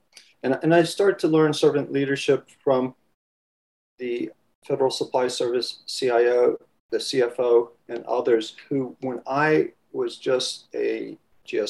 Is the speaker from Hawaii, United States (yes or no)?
no; Washington, District of Columbia, United States; accent: Washington, D.C. accent; Loved the city, and was born and raised in Washington, D.C. So if I pronounce it in a strange way, it's that Washington, D.C. accent